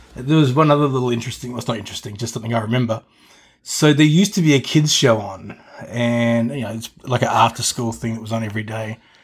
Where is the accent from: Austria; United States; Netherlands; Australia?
Australia; when I was growing up in Australia